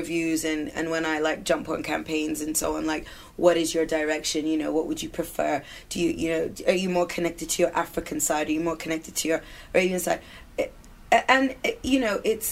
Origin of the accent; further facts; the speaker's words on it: London, United Kingdom; moved away; also born or lived in Sudan; I'm born and raised in London and I'm a British citizen